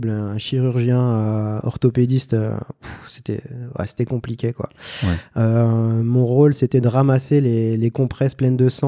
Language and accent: French; Thionville, Grand Est, France; moved away as an adult; also born or lived in Valais, Switzerland; now in Switzerland; je suis originaire de Thionville, et puis euh, donc j'ai été embauché en Suisse, euh, dans la région du Valais